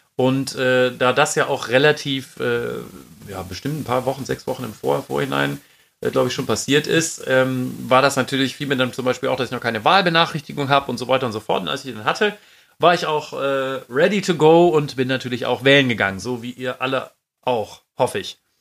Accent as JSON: {"language": "German", "town": "Düsseldorf", "region": "North Rhine-Westphalia", "country": "Germany", "said": "weil wir aus Düsseldorf kommen"}